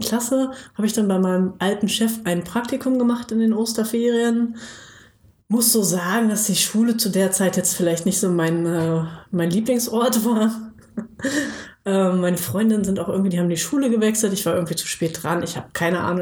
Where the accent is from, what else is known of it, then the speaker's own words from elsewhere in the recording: Bad Pyrmont, Lower Saxony, Germany; now in Jüchen, Germany; ursprünglich aus Bad Pyrmont, das ist so eine kleine, beschauliche Kurstadt äh, in der Nähe, ganz, ganz grob in der Nähe von Hannover. Da wurde ich geboren